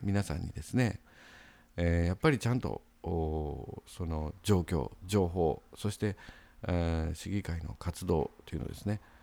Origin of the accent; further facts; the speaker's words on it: Osakasayama, Osaka, Japan; now in Sakai, Japan; 僕の実家はですねあの大阪狭山市にありまして